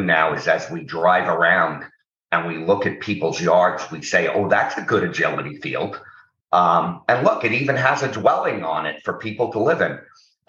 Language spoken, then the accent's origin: English; New York City, New York, United States; I was born in New York City, in the Bronx, the borough of the Bronx, which has a bad reputation sometimes, but I had a very good time growing up